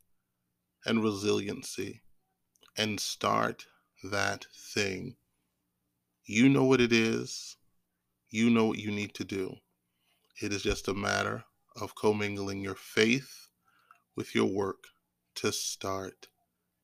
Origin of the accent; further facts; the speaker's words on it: Maryland area, United States; I'm from the Maryland area